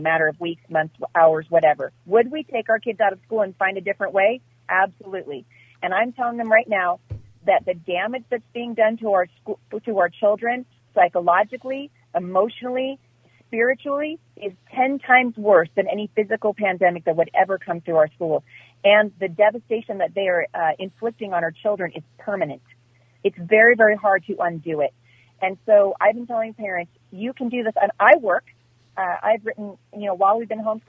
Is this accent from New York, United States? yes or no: no; Portland, Oregon, United States; I grew up in Portland. I went to school and graduated from high school in Portland.